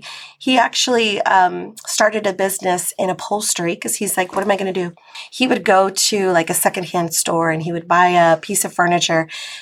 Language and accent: English; Glendale, California, United States; born there; I was born in Glendale, California.